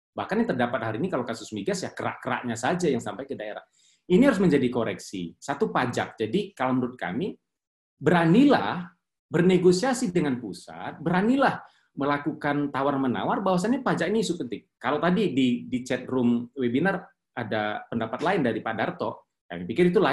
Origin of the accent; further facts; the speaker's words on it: Riau, Indonesia; Jujur, saya asli dari Riau, dan Riau ini unik.